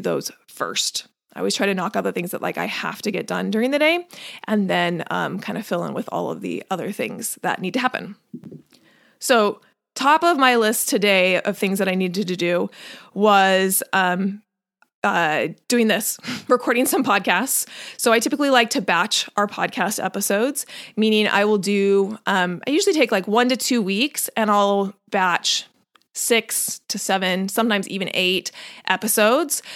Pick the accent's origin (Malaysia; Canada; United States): United States; Washington; also born or lived in North Carolina; now in California, United States; I grew up in Washington